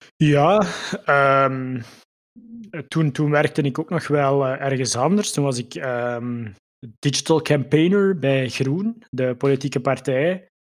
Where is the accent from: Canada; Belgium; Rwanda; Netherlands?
Belgium; Limburg, Flanders; moved away as an adult; now in Mechelen, Belgium; Ik, eh, woon ondertussen tien jaar in Mechelen. Ik ben afkomstig uit Limburg